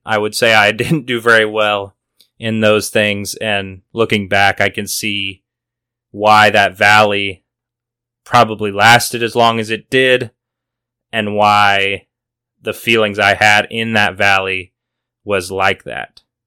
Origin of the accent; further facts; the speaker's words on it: Missouri, United States; moved away as an adult; now in Oklahoma City, United States; I had been back home in Missouri